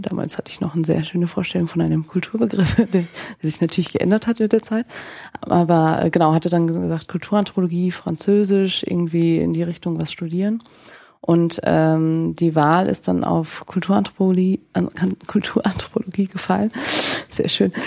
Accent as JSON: {"language": "German", "town": "Nienburg", "region": "Lower Saxony", "country": "Germany", "also_born_or_lived": "northern France", "moved": "as an adult", "lives_now": "Frankfurt, Germany", "said": "Ich komme eigentlich aus Niedersachsen, also aus Nienburg an der Weser"}